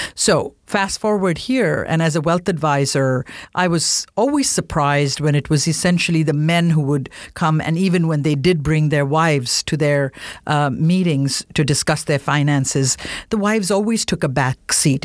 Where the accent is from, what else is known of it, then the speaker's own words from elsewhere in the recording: India; moved away; as an Indian woman